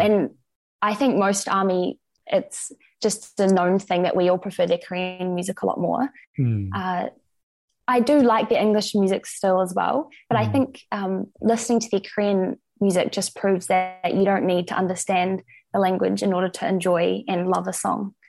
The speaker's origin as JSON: {"language": "English", "town": "Christchurch", "region": "Canterbury", "country": "New Zealand", "tie": "born or raised there", "also_born_or_lived": "Dunedin, New Zealand", "lives_now": "Wellington, New Zealand", "said": "I grew up in Christchurch"}